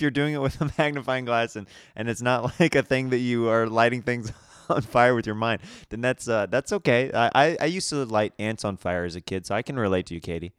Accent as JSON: {"language": "English", "region": "Kansas", "country": "United States", "tie": "born or raised there", "moved": "yes", "said": "I'm from Kansas, so it's very different upbringing than out here"}